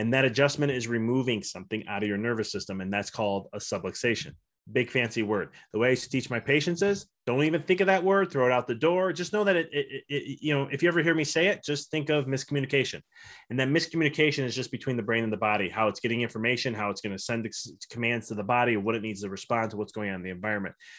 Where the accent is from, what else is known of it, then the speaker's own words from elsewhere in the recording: Chicago, Illinois, United States; moved away as an adult; now in Knoxville, United States; I'm originally from Chicago